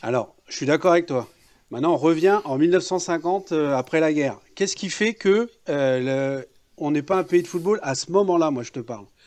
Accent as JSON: {"language": "French", "country": "France", "tie": "born or raised there", "said": "j'ai deux cultures. Euh, voilà, je suis né en France"}